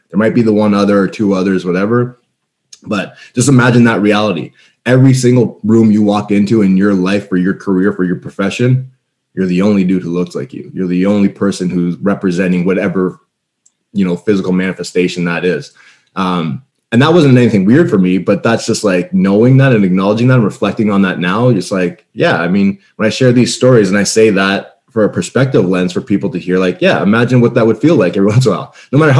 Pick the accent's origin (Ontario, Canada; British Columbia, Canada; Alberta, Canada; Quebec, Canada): Ontario, Canada; Ottawa; I'm a Canadian kid. I'm a Canadian born kid from Ottawa